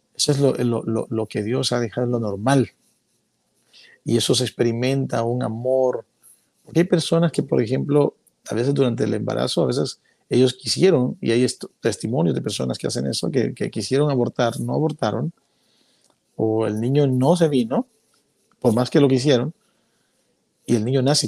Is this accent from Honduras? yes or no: yes; Honduras; las cuevas que hay en mi país